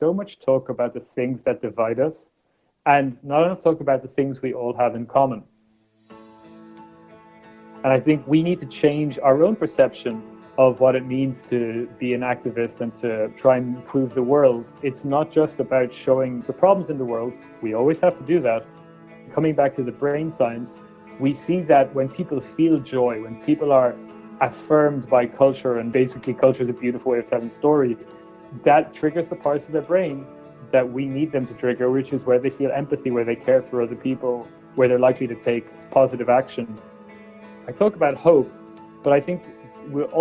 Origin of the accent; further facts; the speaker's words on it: Ireland; When I was born in Ireland in the 1980s